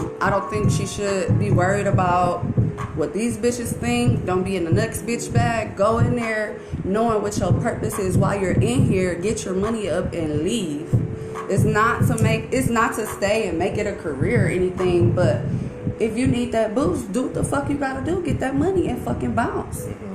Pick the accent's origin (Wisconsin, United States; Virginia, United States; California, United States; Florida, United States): Wisconsin, United States; Milwaukee; I'm from Milwaukee, born and raised.